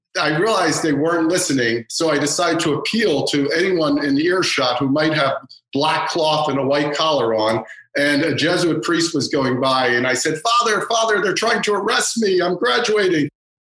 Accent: Long Island, New York, United States; I'm from Long Island.

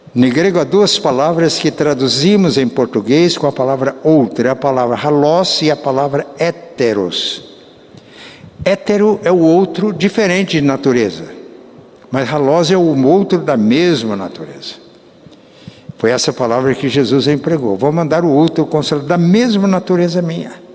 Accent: Paraná, Brazil; also born or lived in Minas Gerais / Florestópolis; eu fui criado numa família muito pobre. Quando viemos de Minas para o estado do Paraná

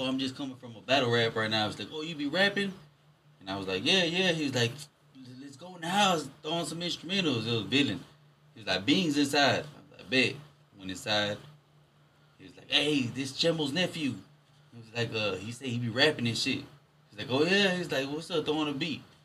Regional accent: Houston, Texas, United States; I'm from the Grando.

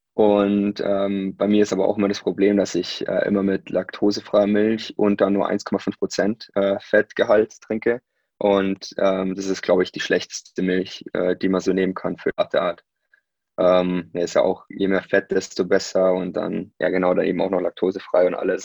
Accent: Unterwössen, Bavaria, Germany; moved away as an adult; also born or lived in Munich / Saarbrücken; now in Nuremberg, Germany; Ich selber bin dann in München geboren ähm, und bin da aufgewachsen an mehreren Orten, ähm, aber dann hauptsächlich äh, in Unterwössen.

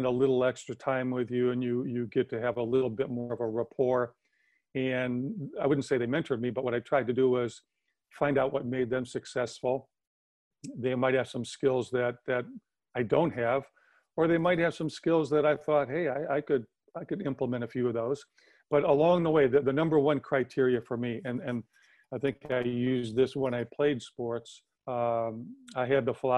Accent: Wisconsin, United States; moved away; growing up in Wisconsin.

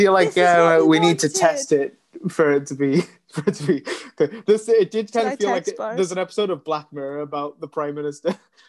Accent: United Kingdom; I'm a very British boy

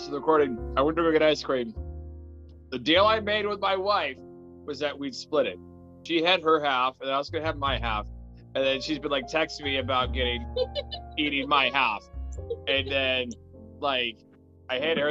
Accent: Midwest, United States; having been a Midwest kid my whole life

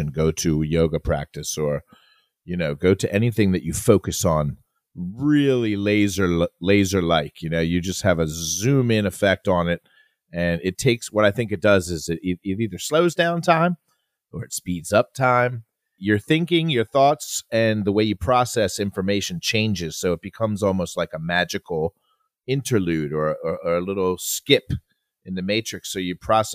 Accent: Philadelphia, Pennsylvania, United States; I'm from Philly

